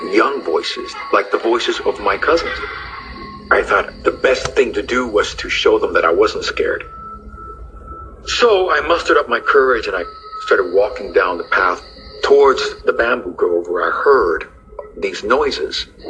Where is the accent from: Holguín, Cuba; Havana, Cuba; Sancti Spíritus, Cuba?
Havana, Cuba; I was born in Havana, Cuba.